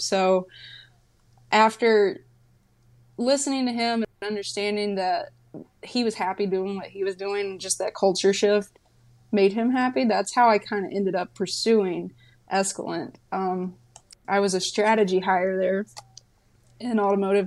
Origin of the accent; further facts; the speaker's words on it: North Carolina, United States; moved away as an adult; also born or lived in California; I'm from, I'm from North Carolina, from B F E, North Carolina. Like, my neighbors were tobacco fields.